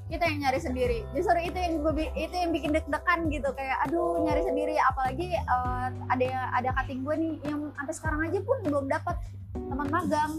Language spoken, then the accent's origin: Indonesian; Tangerang, Banten, Indonesia; Orang Tangerang asli.